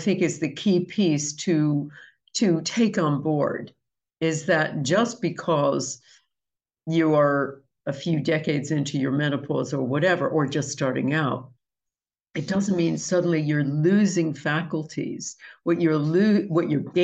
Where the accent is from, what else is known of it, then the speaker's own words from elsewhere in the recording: United States; I'm American